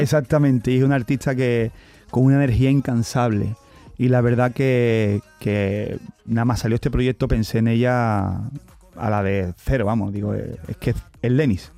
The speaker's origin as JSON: {"language": "Spanish", "town": "Camas", "region": "Andalusia", "country": "Spain", "said": "yo soy camero. Yo soy de Sevilla"}